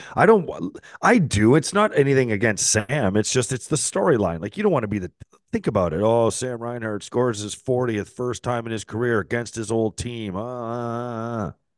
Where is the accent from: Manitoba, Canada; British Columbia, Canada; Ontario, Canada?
Ontario, Canada; St. Catharines; Saint Catharines, my hometown